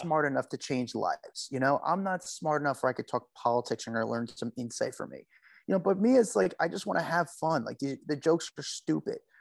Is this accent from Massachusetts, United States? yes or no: no; Union, New Jersey, United States; I'm from Union, so I would, you know, just down the parkway a little bit